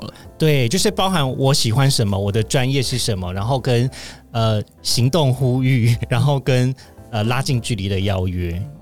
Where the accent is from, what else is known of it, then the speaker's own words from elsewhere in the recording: Kaohsiung, Taiwan; 虽然我是南部人，大家都会，就是理想中会觉得说，欸，高雄人应该是要很会讲台语吧，嗯。殊不知我只会听，不会讲